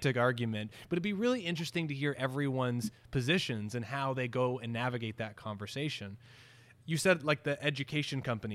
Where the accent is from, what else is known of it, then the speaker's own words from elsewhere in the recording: Canada; being Canadian